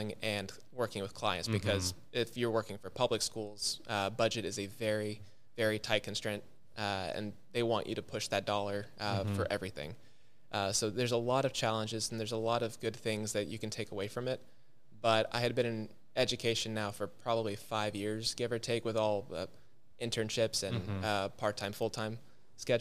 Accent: outside of Austin, Texas, United States; growing up outside of Austin

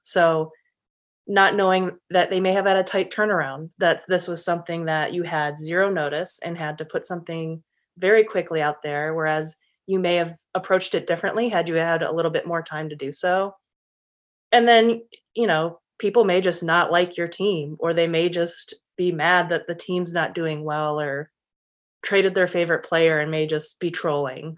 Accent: Michigan, United States; moved away as an adult; also born or lived in San Diego; returned back to Michigan, where I currently am, with the Lions, which was my, my hometown team growing up

